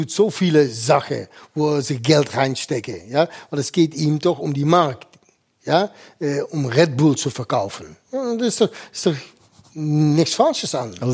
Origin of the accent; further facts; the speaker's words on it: Eindhoven, North Brabant, Netherlands; born there; ich bin jetzt in Eindhoven, das ist meine Geburtsort.